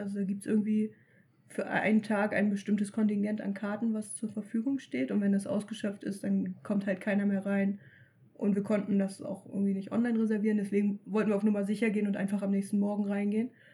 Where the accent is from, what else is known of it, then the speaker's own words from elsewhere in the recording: Germany; als Deutsche